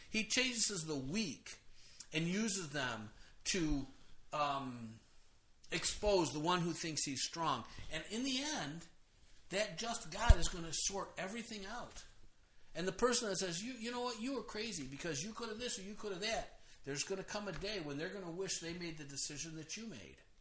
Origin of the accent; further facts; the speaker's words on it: United States; I'm an American.